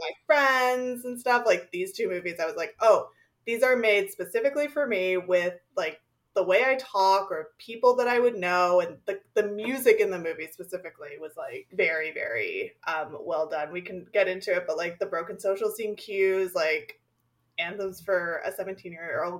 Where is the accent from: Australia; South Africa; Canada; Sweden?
Canada; Toronto, Ontario; I grew up in Toronto